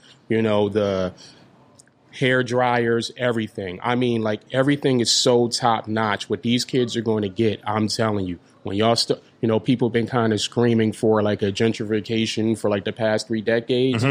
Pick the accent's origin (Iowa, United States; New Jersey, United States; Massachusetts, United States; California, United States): New Jersey, United States; Trenton; We're from Trenton. We're creatives